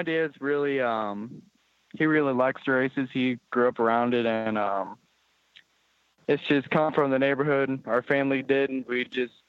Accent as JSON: {"language": "English", "town": "O'Fallon", "region": "Illinois", "country": "United States", "tie": "born or raised there", "also_born_or_lived": "St. Louis, Missouri", "said": "15 minutes from St. Louis, O'Fallon, Illinois."}